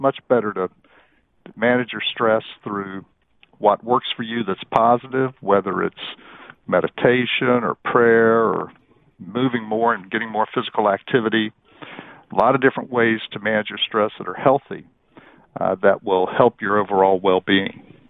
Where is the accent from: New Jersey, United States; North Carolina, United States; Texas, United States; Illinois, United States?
North Carolina, United States; I grew up in North Carolina